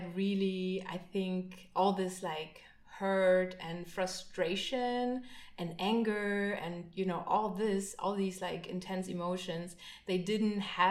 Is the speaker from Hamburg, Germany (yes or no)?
no; Berlin, Germany; I grew up in Berlin, in East Berlin